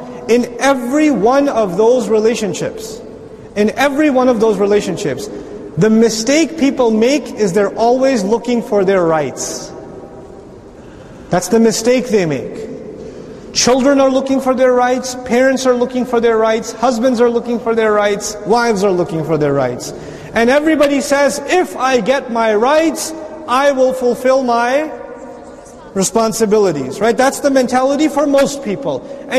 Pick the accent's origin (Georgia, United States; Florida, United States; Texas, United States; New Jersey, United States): Texas, United States; Dallas; Assalamu alaikum, I'm from Dallas, Texas.